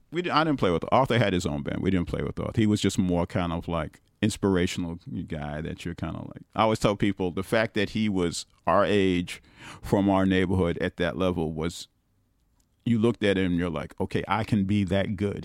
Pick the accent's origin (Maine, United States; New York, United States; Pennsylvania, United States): New York, United States; New York City; also born or lived in South Bronx; I'm still from Brooklyn